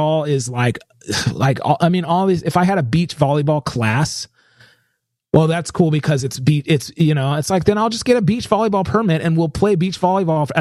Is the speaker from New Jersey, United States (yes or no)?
no; California, United States; I was born in California.